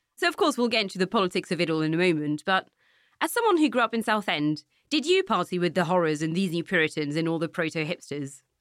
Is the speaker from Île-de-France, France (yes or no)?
no; Nantes, Pays de la Loire, France; moved away; when I was a teenager growing up in Nantes